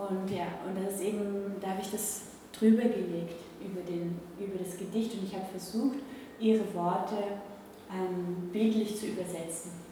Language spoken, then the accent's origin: German; Velden am Wörther See, Carinthia, Austria; Also ich bin in Kärnten aufgewachsen, ich komme aus Felden